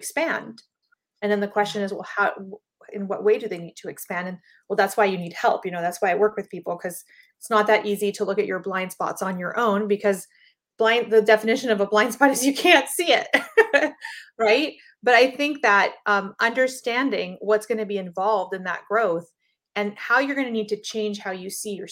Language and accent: English; Panama; I'm from Panama